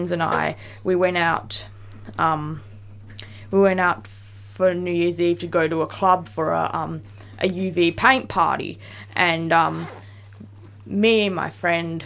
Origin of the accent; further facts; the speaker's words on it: Perth, Western Australia, Australia; now in Melbourne, Australia; in Perth because that's where I was from and I grew up.